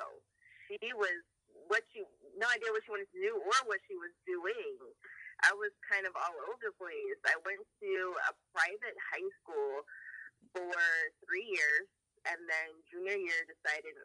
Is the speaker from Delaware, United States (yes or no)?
yes; Delaware, United States; Then I grew up in Delaware.